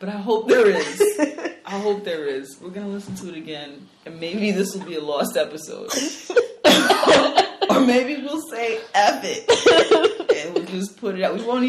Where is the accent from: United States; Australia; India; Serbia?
United States; New York City, New York; accent: New York; we're both from the Bronx, clearly from two different places in the Bronx.